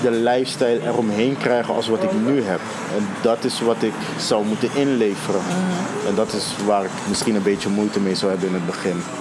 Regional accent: Netherlands; accent: Hollands; Ook al praat ik nu met mijn Hollands accent zo.

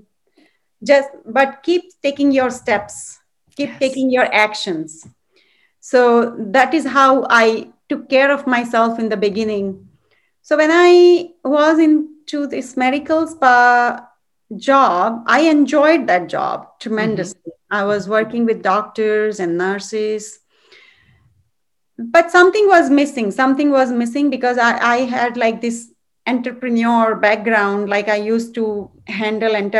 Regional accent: India; moved away as an adult; now in United States; I'm from India, and I grew up in a very spiritual background and family.

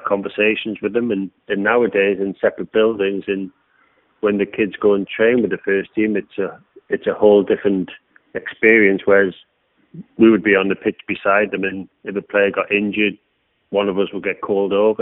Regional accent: Newcastle upon Tyne, North East England, United Kingdom; being a Geordie and a local lad playing for Newcastle

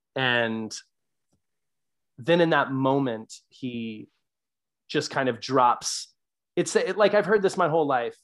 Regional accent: the South, United States; growing up in the South

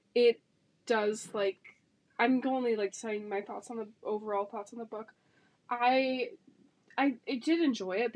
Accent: United States; I'm American

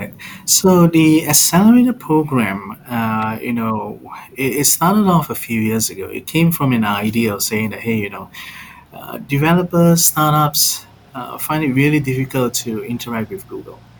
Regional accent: Malaysia; moved away; also born or lived in Singapore / Australia / Mountain View; I'm originally from Malaysia, so I do understand a bit of Bahasa.

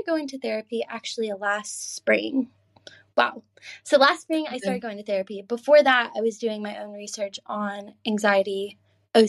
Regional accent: Georgia, United States; moved away as an adult; also born or lived in Maine; now in Edinburgh, United Kingdom; I grew up in the South

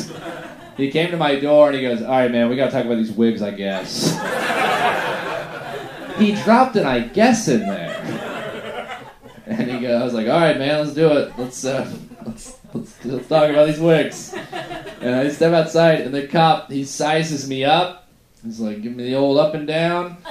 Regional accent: Middleburg, Florida, United States; we were kind of poor, grew up in Middleburg, Florida

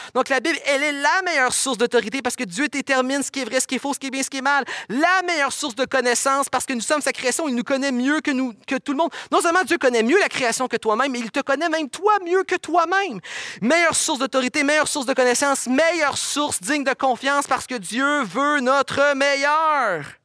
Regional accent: Quebec, Canada

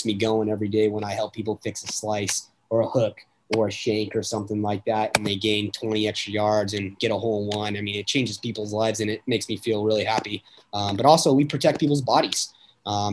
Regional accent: Las Vegas, Nevada, United States; also born or lived in Reno, Nevada; I grew up in Vegas. Been here forever.

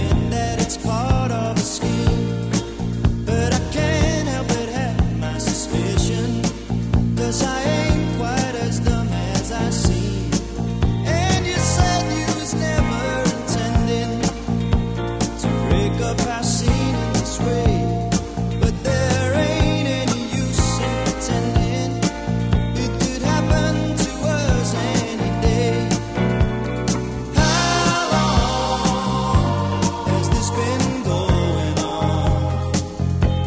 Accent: Detroit, Michigan, United States; now in Muskegon, United States; I'm from Detroit, but I've been here in the Muskegon area for the past 40 years

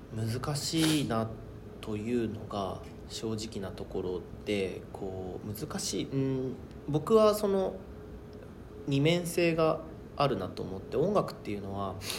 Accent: Hokkaido, Japan; 僕は北海道出身

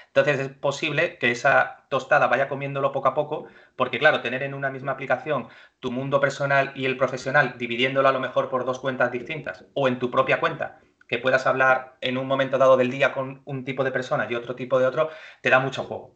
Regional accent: Málaga, Andalusia, Spain; moved away as an adult; also born or lived in Madrid / Australia; now in Málaga, Spain; yo soy de Málaga, soy malagueño eh, estudié aquí en Málaga

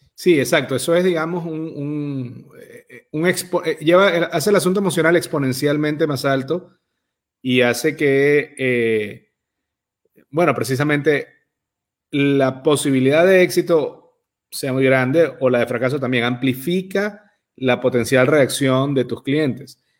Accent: Venezuela; moved away; ambos somos emigrantes eh, venezolanos

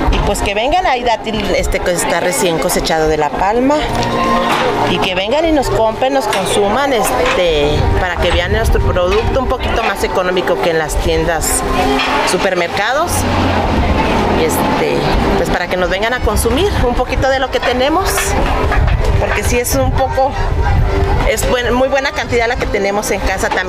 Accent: Villa de Bilbao, Coahuila, Mexico; nosotros venimos de elegido Villa de Bilbao, de aquí de las dunas.

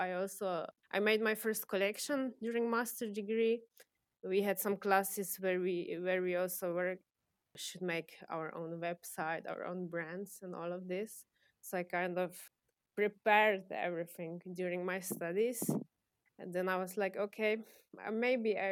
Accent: Czechia; moved away as an adult; now in Maribor, Slovenia; I was born in Czech Republic

